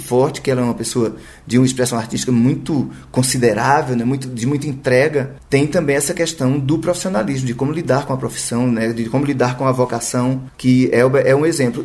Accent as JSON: {"language": "Portuguese", "town": "Campina Grande", "region": "Paraíba", "country": "Brazil", "tie": "born or raised there", "moved": "as an adult", "lives_now": "Rio de Janeiro, Brazil", "said": "Campina Grande é uma cidade muito atrevida, a cidade onde eu nasci, né? No interior da Paraíba"}